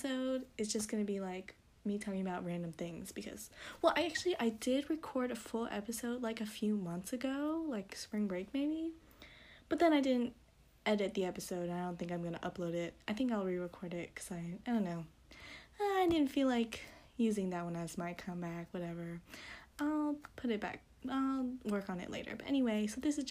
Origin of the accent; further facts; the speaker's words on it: United States; as USA English speakers